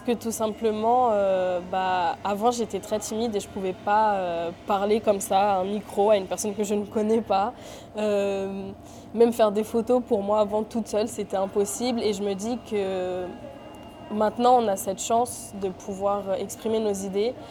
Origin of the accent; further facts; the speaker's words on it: France; je suis née en France, j'ai vécu en France, j'ai tout fait en France.